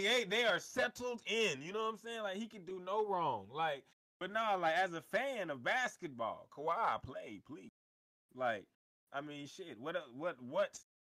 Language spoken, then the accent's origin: English; Texas, United States; I'm from Texas